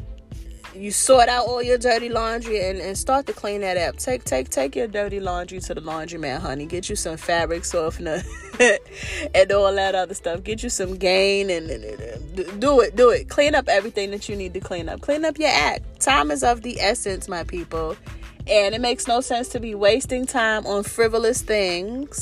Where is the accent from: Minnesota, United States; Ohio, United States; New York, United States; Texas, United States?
New York, United States; New York City; I'm from New York City, and we're not very friendly people